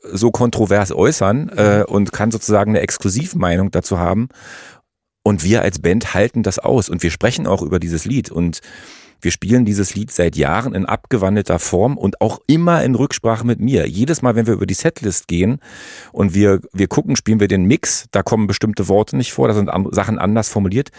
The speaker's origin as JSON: {"language": "German", "region": "East Germany", "country": "Germany", "tie": "born or raised there", "said": "ich bin in der DDR groß geworden"}